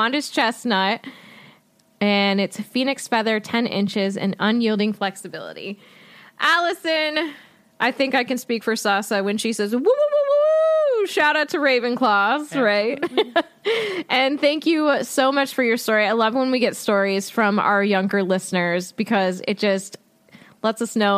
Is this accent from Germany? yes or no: yes; Germany; I was born and lived in Germany because my dad was stationed there